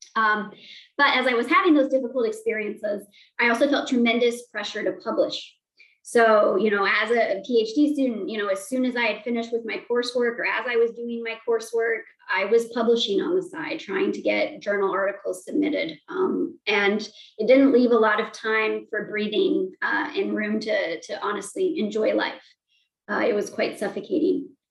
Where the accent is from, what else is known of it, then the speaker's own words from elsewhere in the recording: Montana, United States; growing up in Montana, there were not many people uh, with my identities